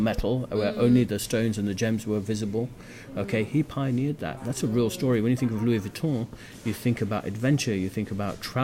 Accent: United Kingdom; I was born in this country

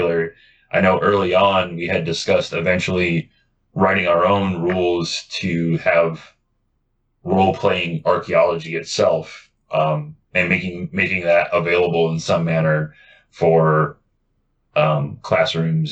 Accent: United States; I'm American

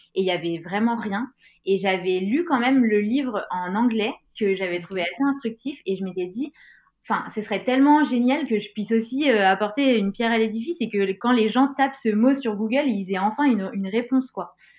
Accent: Grenoble, Auvergne-Rhône-Alpes, France; je viens de Grenoble

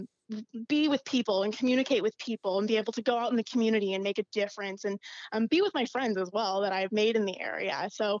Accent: Yakima, Washington, United States; moved away as an adult; now in Maryland, United States; I grew up in a small town called Yakima, Washington

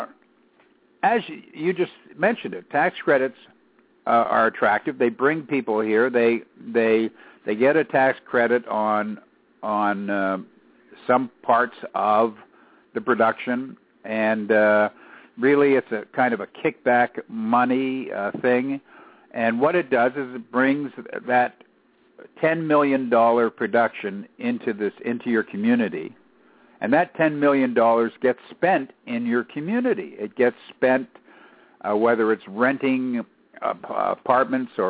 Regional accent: Canada; I'm Canadian

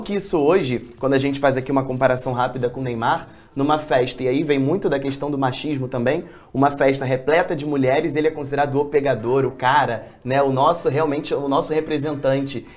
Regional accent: Rio de Janeiro, Brazil; A gente é carioca

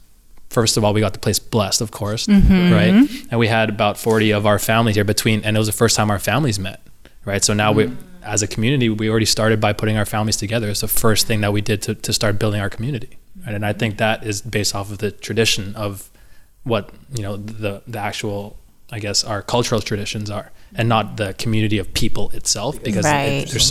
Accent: Canada; we're Filipino, but mm-hmm. we're also light skinned, mm. right? So there's that whole westernized, I'm a first generation Canadian, mm. if I was to tell anybody, right? Mm. My ethnic background, my roots are in the Philippines, right? That's where my parents are from.

